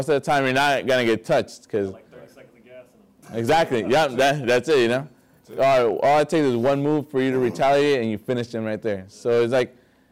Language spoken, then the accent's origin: English; Vista, California, United States; I grew up in Vista, you know, I was a skater